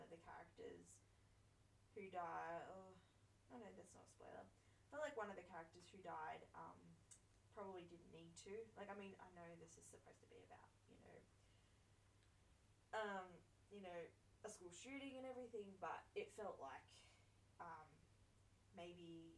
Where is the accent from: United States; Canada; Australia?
Australia; As an Australian